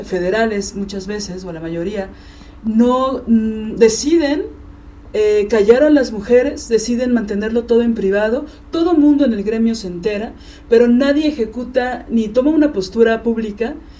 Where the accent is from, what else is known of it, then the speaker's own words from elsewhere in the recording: Mexico City, Mexico; Yo siendo chilanga